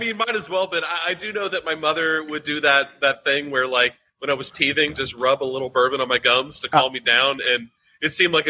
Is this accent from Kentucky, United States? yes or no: yes; Louisville, Kentucky, United States; moved away as an adult; now in southern Indiana, United States; So I am from here in Louisville, Kentucky, where the distillery is born. I was born here in Louisville. I actually live right over the river. In southern Indiana